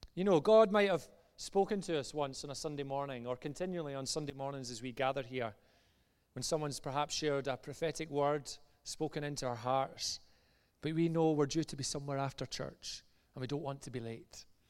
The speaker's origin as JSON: {"language": "English", "area": "just outside Glasgow", "region": "Scotland", "country": "United Kingdom", "said": "as you maybe tell from my accent, I'm from just outside Glasgow"}